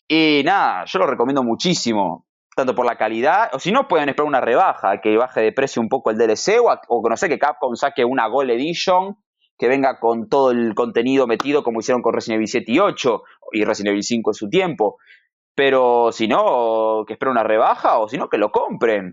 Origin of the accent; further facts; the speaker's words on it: Argentina; como buen argentino